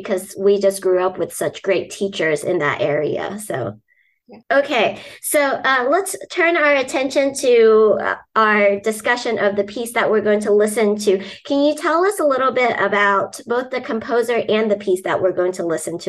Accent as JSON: {"language": "English", "town": "Wichita", "region": "Kansas", "country": "United States", "tie": "born or raised there", "moved": "yes", "said": "I grew up in Wichita, Kansas."}